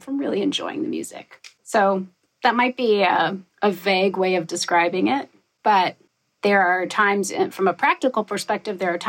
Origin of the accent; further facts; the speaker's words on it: Wyoming, United States; moved away; also born or lived in New York City / Bay Area; I grew up in Wyoming